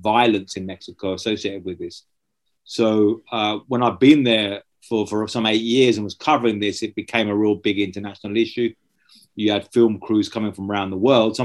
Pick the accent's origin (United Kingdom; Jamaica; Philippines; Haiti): United Kingdom; just outside of Brighton, South East England; I grew up just outside of Brighton in Southeast England